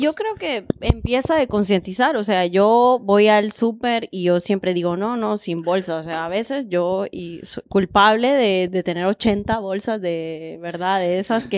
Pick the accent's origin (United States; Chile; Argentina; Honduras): Honduras; como hondureña